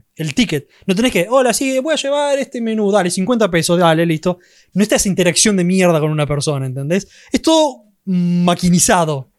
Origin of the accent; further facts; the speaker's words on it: Argentina; más siendo argentino, para nosotros los argentinos